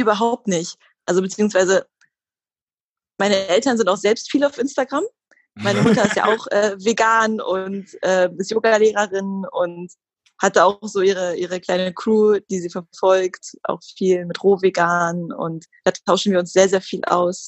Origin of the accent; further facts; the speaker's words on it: Hildesheim, Lower Saxony, Germany; moved away as an adult; now in Hamburg, Germany; bin aufgewachsen in Hildesheim, das ist bei Hannover, wohne jetzt seit zwei Jahren in Hamburg